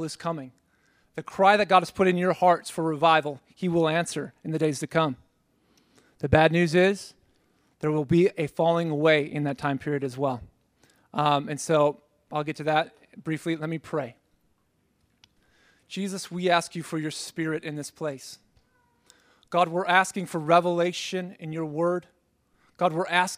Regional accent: Minneapolis, Minnesota, United States; moved away as an adult; now in Kansas City, United States; I'm from Minneapolis, Minnesota. I came down here about a year and a half

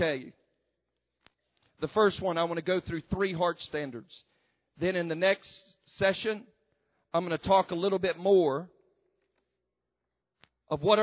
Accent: the South, United States; accent: southern

